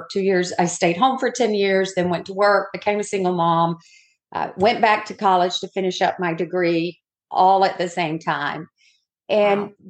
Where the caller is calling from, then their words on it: Daytona Beach, Florida, United States; I am coming from Daytona Beach, where it's not so sunny today.